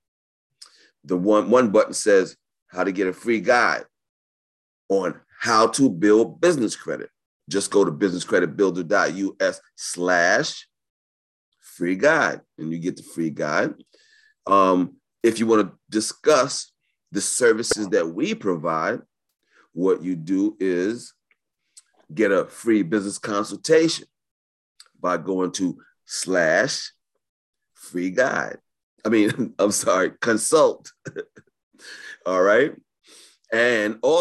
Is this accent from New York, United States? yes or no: yes; New York, United States; I was raised in New York.